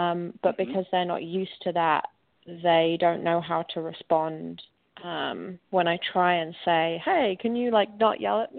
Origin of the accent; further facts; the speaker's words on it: England, United Kingdom; now in New York City, United States; So I am living in New York City, and I'm going to be moving back to my home country, which, as I'm sure you can probably guess, is England, in a few weeks.